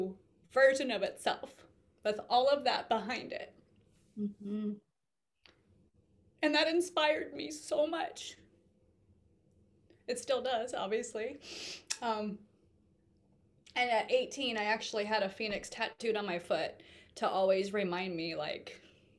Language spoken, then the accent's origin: English; Omaha, Nebraska, United States; I was born and raised in Omaha, Nebraska